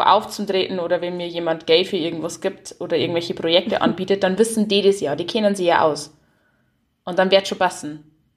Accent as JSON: {"language": "German", "town": "Haunersdorf", "region": "Bavaria", "country": "Germany", "moved": "yes", "said": "ich lieb Haunerstoff, also wo ich her bin, und ich lieb mein Heimer komplett."}